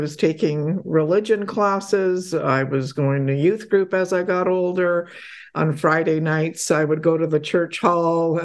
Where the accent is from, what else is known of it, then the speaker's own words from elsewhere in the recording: Canada; also born or lived in Poland; we immigrated to Canada when I was quite young. And, I was basically a toddler